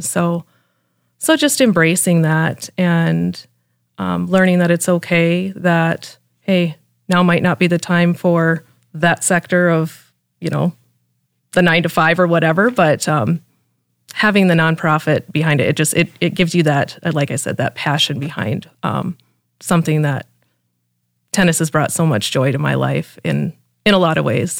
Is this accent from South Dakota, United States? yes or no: yes; Mitchell, South Dakota, United States; moved away as an adult; now in Brandon, United States; I grew up in Mitchell and, um, lived in Brandon now for six